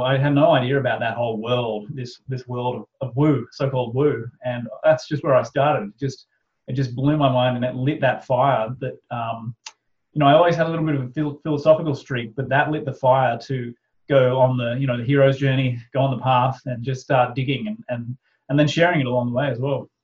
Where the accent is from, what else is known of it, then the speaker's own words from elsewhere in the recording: Australia; pretty much like a fairly standard Aussie family